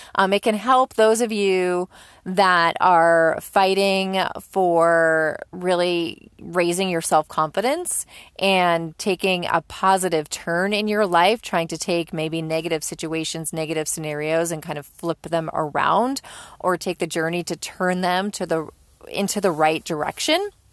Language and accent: English; Northeast, United States; even if you're a Yankee like I am, you're born and raised in the Northeast